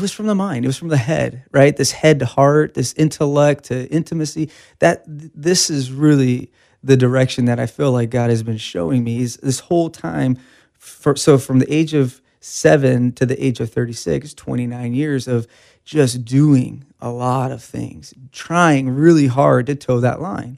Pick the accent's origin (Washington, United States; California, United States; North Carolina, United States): California, United States; Bakersfield; Born and raised in Bakersfield, uh, nineteen eighty-three, um, and then went to the Bakersfield High School